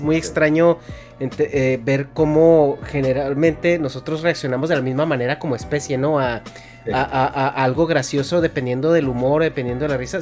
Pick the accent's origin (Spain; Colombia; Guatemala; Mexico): Mexico; moved away; yo siendo mexicano, cada vez que regreso a mi México